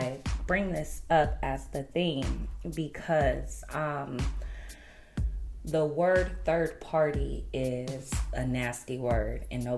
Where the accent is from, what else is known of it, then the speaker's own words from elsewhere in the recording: United States; You don't need to say Black people, because it's American. You know what I'm saying? I'm American, so it's just automatically ingrained.